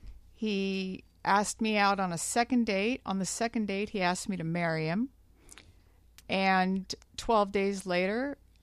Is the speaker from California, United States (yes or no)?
yes; Glendale, California, United States; also born or lived in Burbank; I'm a native Southern Californian. I was born and raised in Glendale and didn't really get too far. I'm right here in Burbank, right next door to Glendale. So I'm 42 years old.